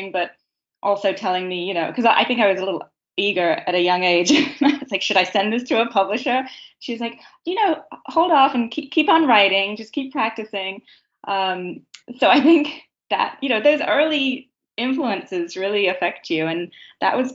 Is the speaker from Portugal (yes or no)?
no; England, United Kingdom; moved away; I grew up in England